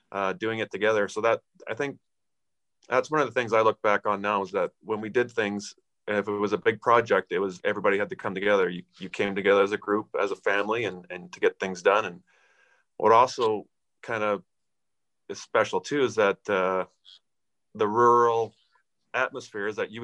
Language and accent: English; Aneroid, Saskatchewan, Canada; we grew up in Aneroid